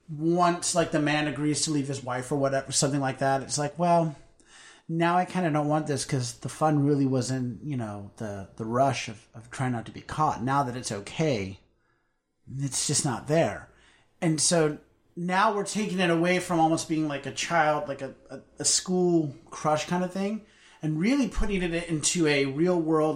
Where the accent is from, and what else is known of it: United States